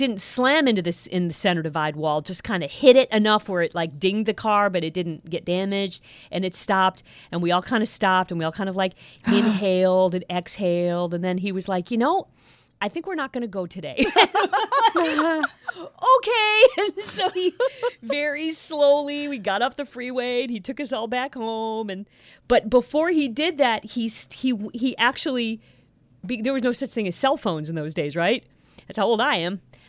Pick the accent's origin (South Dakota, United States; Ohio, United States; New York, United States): Ohio, United States; Toledo; moved away; also born or lived in Cincinnati; I grew up in Toledo, Ohio